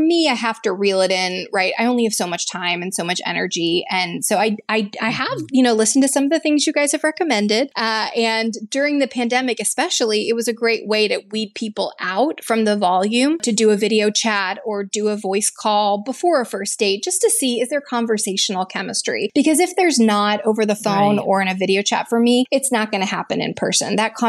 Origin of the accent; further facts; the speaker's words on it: the South, United States; I work in corporate HR. I grew up in the South, right?